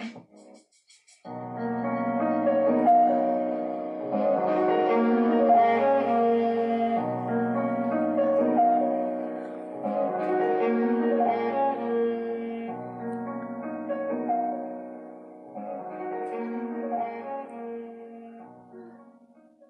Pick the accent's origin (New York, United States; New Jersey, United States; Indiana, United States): New York, United States; New York City; I'm from Brooklyn, so, and I'm an old head